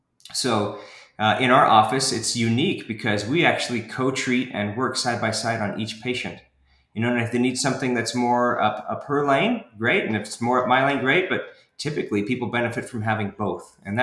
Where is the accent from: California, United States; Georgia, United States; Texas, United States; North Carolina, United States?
Texas, United States; Houston; also born or lived in Washington, D.C. / Idaho; now in Provo, United States; And so I was born in Washington, D.C., and then when he retired, we moved out west. And so that meant Idaho for about 8 years, and then Houston for all my high school years. So I actually claim that I'm from Houston